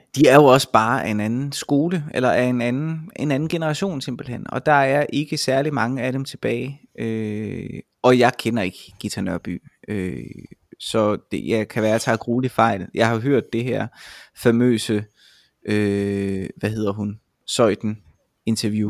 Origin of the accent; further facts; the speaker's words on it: Vejle, Southern Denmark, Denmark; now in Roskilde, Denmark; jeg kommer jo oprindeligt fra Vejle